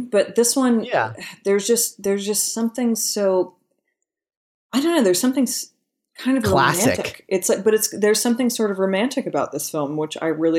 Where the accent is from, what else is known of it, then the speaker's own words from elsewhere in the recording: Northern California, United States; I grew up in Northern California, maybe 40 minutes away from where they shot Back to the Future 3, like those Western scenes.